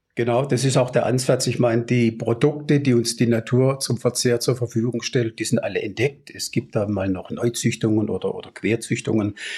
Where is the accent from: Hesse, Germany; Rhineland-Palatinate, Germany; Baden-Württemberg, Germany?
Baden-Württemberg, Germany; near Baden-Baden; also born or lived in Swabia; Ich komme aus der Nähe von Baden-Baden gebürtig